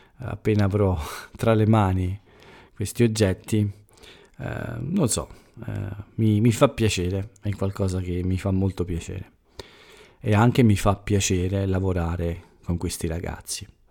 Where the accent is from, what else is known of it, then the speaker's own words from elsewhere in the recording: Italy; essere più vicini al, al mio paese, all'Italia